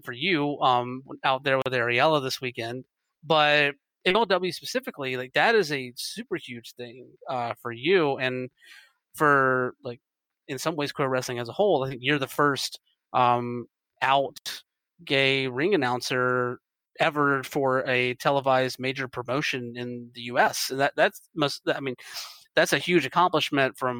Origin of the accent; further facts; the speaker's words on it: Georgia, United States; moved away; I'm originally from Georgia